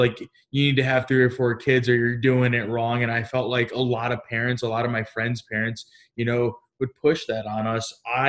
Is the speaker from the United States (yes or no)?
yes; Grand Rapids, Michigan, United States; I grew up in Grand Rapids, Michigan, in an area where everyone had big families.